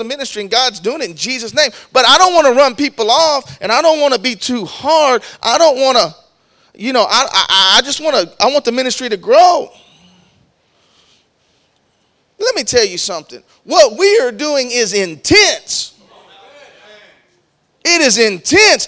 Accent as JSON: {"language": "English", "region": "Texas", "country": "United States", "said": "I'm from Texas"}